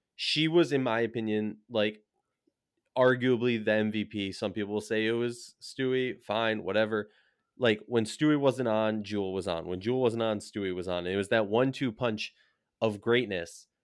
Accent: Minnesota, United States; I'm from Minnesota

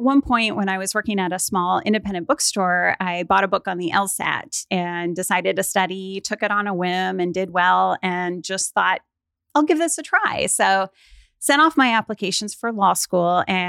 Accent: Mount Vernon, Washington, United States; I grew up in Mount Vernon, Washington. So an hour north of Seattle.

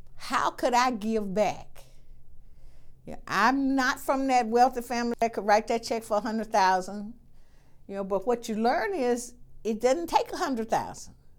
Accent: Selma, Alabama, United States; I'm from Selma. Born and raised right there.

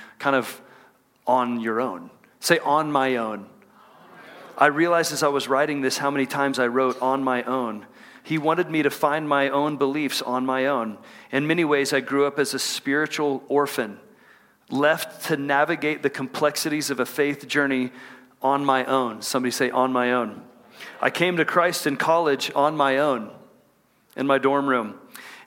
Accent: Texas, United States; moved away as an adult; now in Salt Lake City, United States; I grew up in Texas, and we moved here from Texas last summer to be a part of what God's doing in Salt Lake City

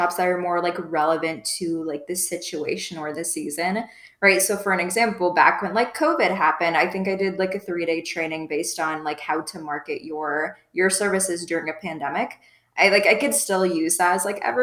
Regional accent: Midwest, United States; moved away as an adult; also born or lived in Iowa State University (college); now in South Florida, United States; I'm from the Midwest, but I just moved to South Florida about a year ago now

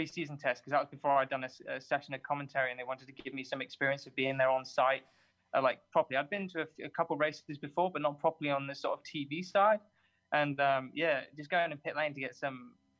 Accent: southern England, United Kingdom; I'm from Southern England

